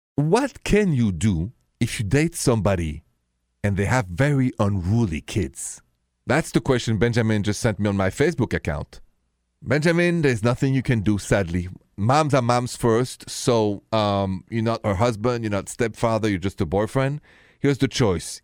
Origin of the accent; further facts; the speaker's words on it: France; accent: thick, goofy; English is a second language; moved away as an adult; now in United States; I come from France, and with that, my thick, goofy accent.